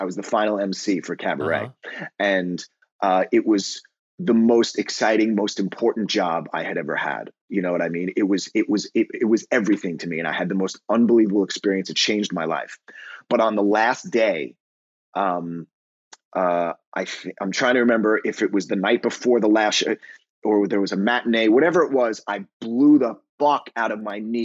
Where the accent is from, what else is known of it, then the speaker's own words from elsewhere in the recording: New York City, New York, United States; also born or lived in Long Island; I grew up in New York, in New York City and on Long Island